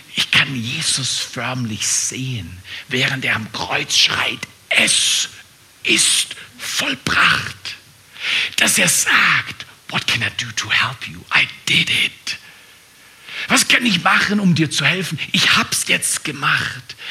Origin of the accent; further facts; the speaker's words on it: Germany; als Deutscher geboren zu werden